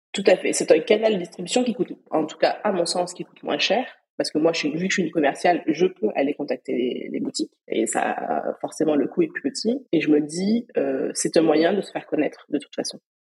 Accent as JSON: {"language": "French", "town": "Perpignan", "region": "Occitania", "country": "France", "moved": "yes", "said": "je suis originaire de Perpignan."}